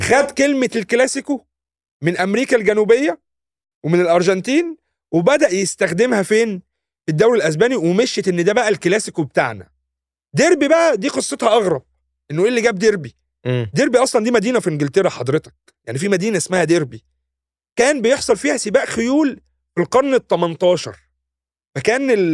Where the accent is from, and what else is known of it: Egypt